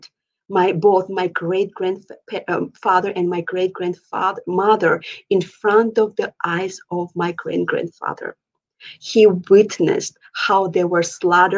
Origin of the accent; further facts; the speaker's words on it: Georgia; now in Minneapolis, United States; Originally, I am from the Republic of Georgia, which is like former USSR. I moved here 18 years ago and reside right now at this moment in Minneapolis, Minnesota.